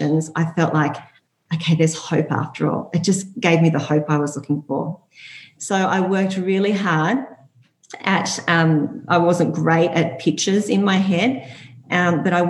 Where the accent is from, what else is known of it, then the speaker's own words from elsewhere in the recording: Byron Bay, New South Wales, Australia; also born or lived in Hunter Valley; I grew up in Byron Bay